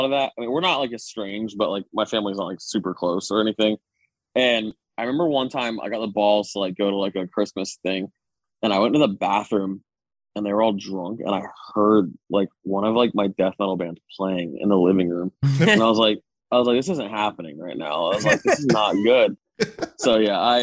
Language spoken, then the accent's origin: English; Daytona Beach, Florida, United States; I was born and raised in Daytona